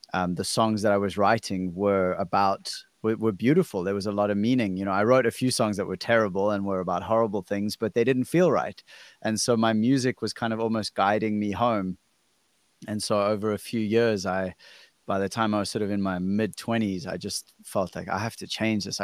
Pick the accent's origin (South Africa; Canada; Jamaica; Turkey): South Africa; I'm from South Africa